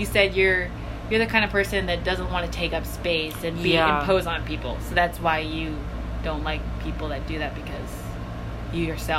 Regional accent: Virginia, United States; also born or lived in China; I'm from Virginia

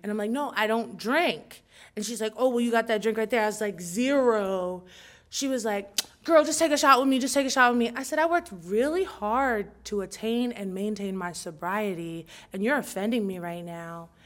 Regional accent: New Jersey, United States; I'm from Jersey

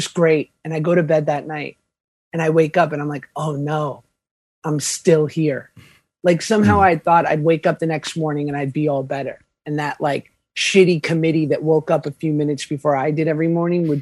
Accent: New York, United States; I'm from New York.

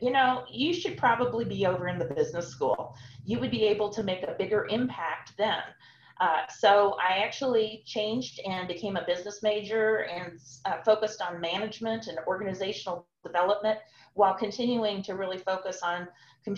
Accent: Omaha, Nebraska, United States; moved away as an adult; I'm originally from Omaha, Nebraska. I grew up there.

